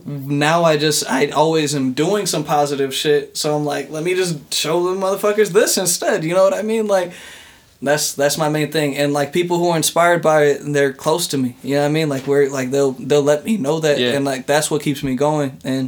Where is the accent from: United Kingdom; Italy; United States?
United States; I'm from America, my G. My parents are like mixed type shit.